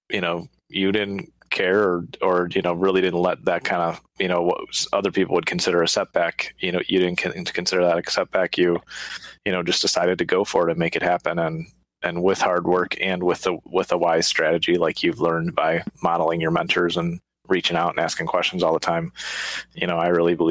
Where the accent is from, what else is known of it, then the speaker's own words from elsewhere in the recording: United States; I was born in the States, you know, and grew up here